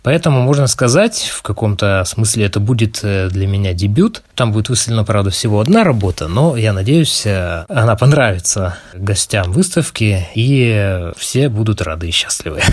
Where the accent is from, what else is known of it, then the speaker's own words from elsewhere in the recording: Khabarovsk, Khabarovsk Krai, Russia; я хабаровчанин